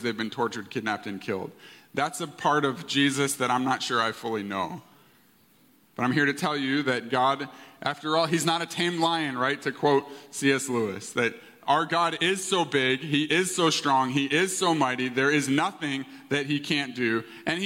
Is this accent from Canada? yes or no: yes; Canada; I was born in Canada. My parents are immigrant parents from England